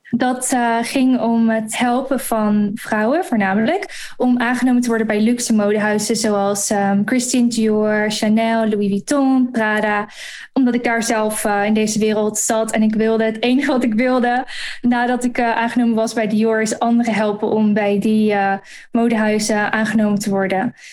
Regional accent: Gorssel, Gelderland, Netherlands; moved away as an adult; also born or lived in London, United Kingdom; now in Dubai, United Arab Emirates; Ik kom uit een dorpje in het oosten van Nederland. Gorsel heet dat

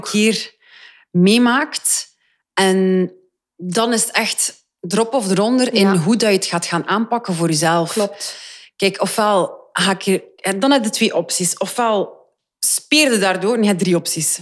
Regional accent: Flanders, Belgium

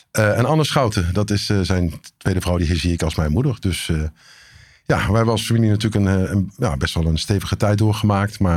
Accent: Eindhoven, North Brabant, Netherlands; born there

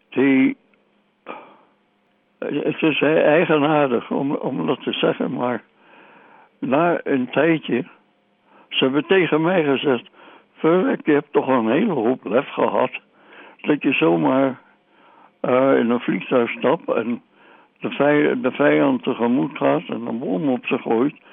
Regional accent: Indonesia; born there; voelde geen donder voor om nog eens een keertje in gevechten te raken in Nederlands-Indië, in een land waar ik geboren ben, tegen mensen waar ik niks tegen heb.

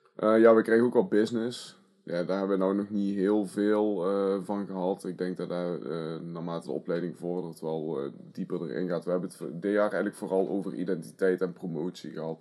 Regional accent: Asten, North Brabant, Netherlands; Ik ben drieëntwintig jaar oud en ik kom uit Asten.

